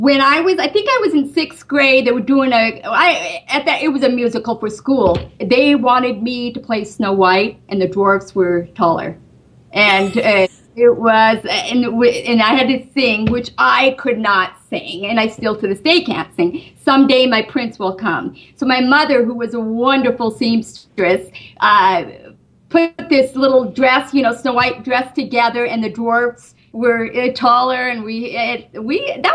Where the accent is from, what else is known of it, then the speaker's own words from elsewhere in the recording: Great Falls, Montana, United States; moved away as an adult; also born or lived in Los Angeles, California; now in Burbank, United States; I grew up in Great Falls, Montana